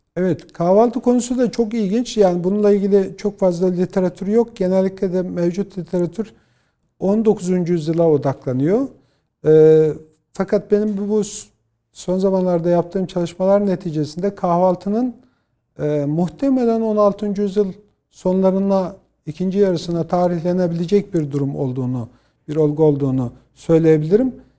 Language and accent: Turkish; Bolu Province, Turkey; born or raised there